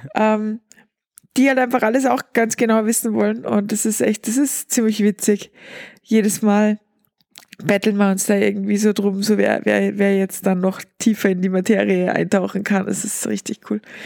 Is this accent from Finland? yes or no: no; Austria; bei uns in Österreich